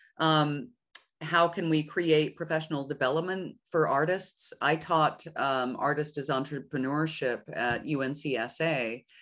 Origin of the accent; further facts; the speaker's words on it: Oklahoma City, Oklahoma, United States; moved away as an adult; also born or lived in New York / Europe; I'm born and raised in Oklahoma City, but I skedaddled off right after college, and I spent 20 some odd years in New York and in Europe